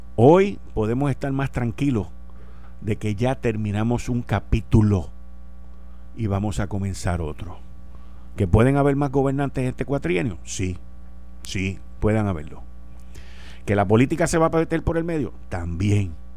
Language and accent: Spanish; Puerto Rico; como puertorriqueño